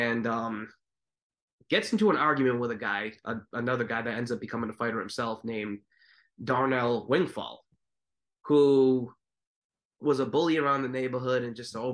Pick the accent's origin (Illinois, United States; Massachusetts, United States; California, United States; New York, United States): Massachusetts, United States; I'm from Massachusetts